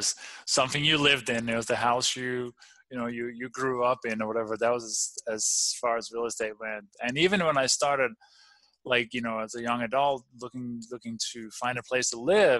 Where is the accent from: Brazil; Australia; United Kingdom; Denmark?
Denmark; English is a second language; moved away; also born or lived in Copenhagen; I grew up in the farmland in the countryside